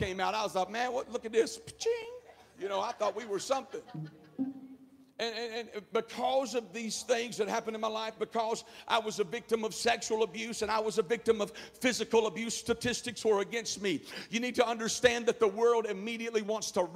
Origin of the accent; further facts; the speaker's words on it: the South, United States; accent: Southern; I grew up in the South, obviously, from the accent.